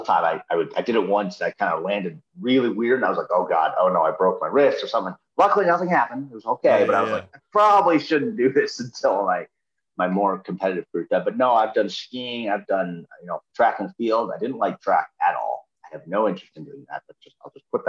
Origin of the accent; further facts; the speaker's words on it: Minnesota, United States; I grew up in Minnesota